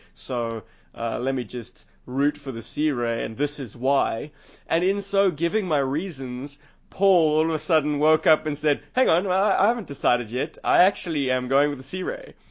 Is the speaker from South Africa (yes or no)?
yes; South Africa; South Africa